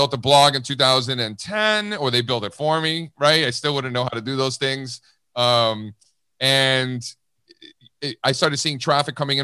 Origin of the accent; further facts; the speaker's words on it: Miami, Florida, United States; I grew up in Miami. My family came from Cuba in the early 1960s